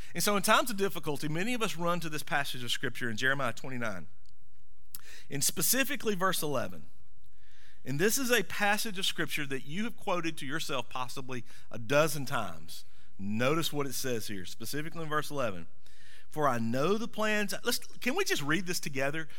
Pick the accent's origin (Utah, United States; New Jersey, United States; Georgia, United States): Georgia, United States; Monroe; I grew up in Monroe, not pronounced Monroe, but M U R M U N R O W, Monroe.